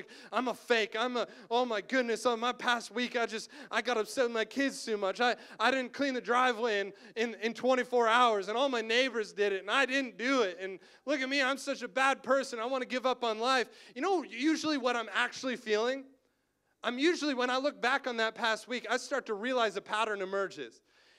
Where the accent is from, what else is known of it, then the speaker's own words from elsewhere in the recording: Cobourg, Ontario, Canada; moved away; also born or lived in Waterloo; my hometown, Coburg.